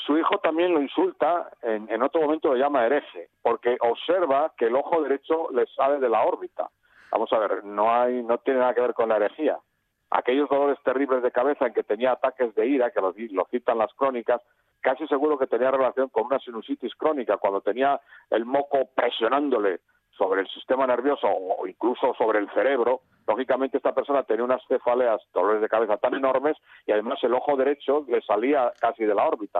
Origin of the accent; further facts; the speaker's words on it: León, Castile and León, Spain; soy de León Capital con un cuarto de asturiano